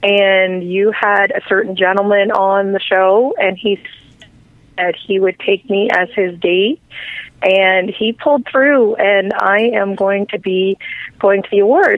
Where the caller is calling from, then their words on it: Canada; Happy … calling from Canada.